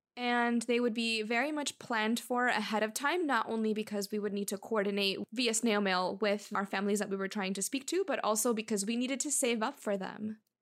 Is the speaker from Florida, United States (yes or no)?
yes; Miami, Florida, United States; also born or lived in Cuba; we're both born in Cuba. And we emigrated around the same time to Miami.